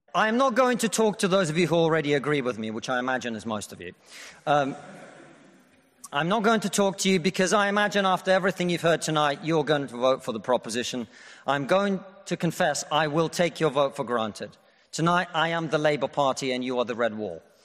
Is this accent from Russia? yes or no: yes; Russia; now in United Kingdom